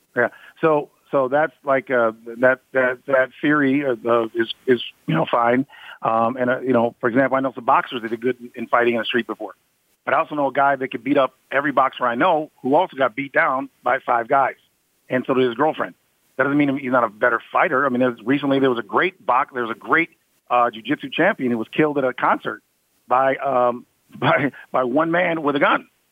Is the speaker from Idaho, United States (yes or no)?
no; Ann Arbor, Michigan, United States; I'm from Ann Arbor, Michigan, where University of Michigan is